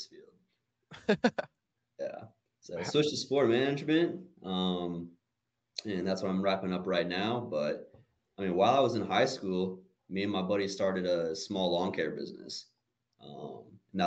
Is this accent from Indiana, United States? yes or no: no; Woodstock, Georgia, United States; from Woodstock, Georgia, actually. Been born and raised here